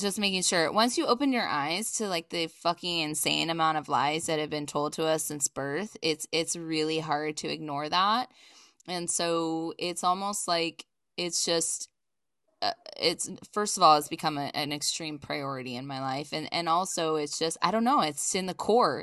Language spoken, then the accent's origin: English; East Coast, United States; now in Los Angeles, United States; I'm originally from the East Coast, but I've lived in Los Angeles since nineteen ninety-nine